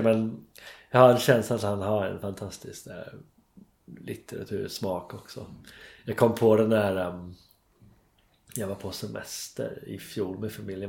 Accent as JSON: {"language": "Swedish", "region": "England", "country": "United Kingdom", "second_language": "Swedish", "moved": "as an adult", "lives_now": "Stockholm, Sweden", "said": "jag var engelsman"}